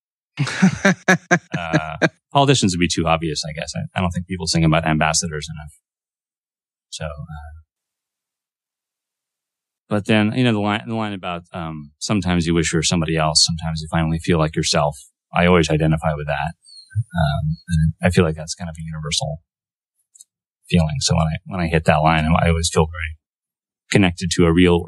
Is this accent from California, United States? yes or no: yes; Sacramento, California, United States; moved away; Sacramento, my hometown